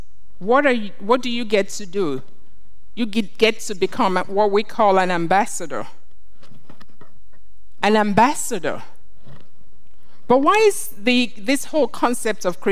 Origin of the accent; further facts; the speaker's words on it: Nigeria; When I grew up in Nigeria, and we had what we called coups